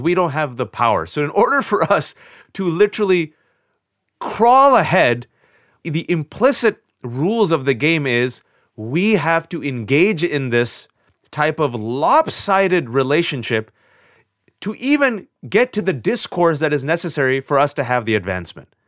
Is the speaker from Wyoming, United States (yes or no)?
no; Bay Area, California, United States; was born and raised in the Bay Area, California, to Pakistani immigrant parents